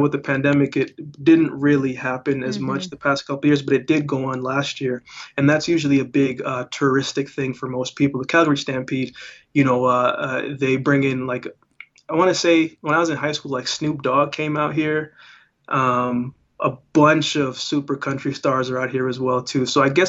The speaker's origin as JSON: {"language": "English", "country": "Jamaica", "tie": "born there", "said": "I was born in Jamaica, so a lot of dancehall, a lot of reggae, hip hop, rap, R&B."}